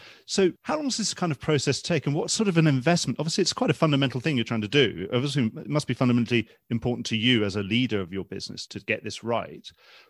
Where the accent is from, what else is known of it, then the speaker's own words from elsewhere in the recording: United Kingdom; as British people